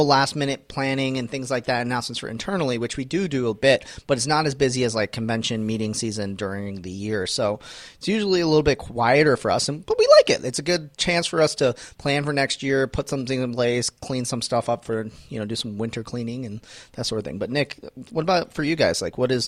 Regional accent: Canada; I'm Canadian.

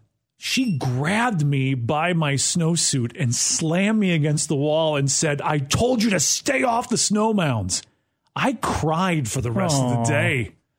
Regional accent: Wisconsin, United States; I grew up in Wisconsin

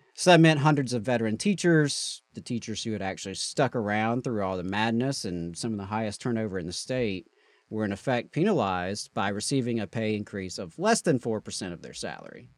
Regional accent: Mississippi, United States; my home state

